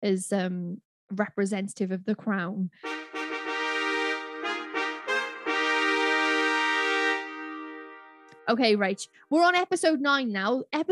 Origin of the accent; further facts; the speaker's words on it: United Kingdom; And just because we are British, it doesn't mean we can speak the Queen's accent.